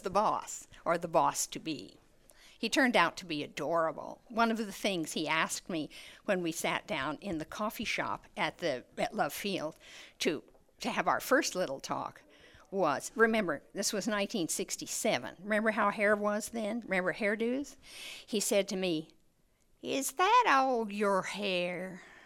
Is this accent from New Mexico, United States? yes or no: yes; New Mexico, United States; growing up in New Mexico is, is, uh, an education in color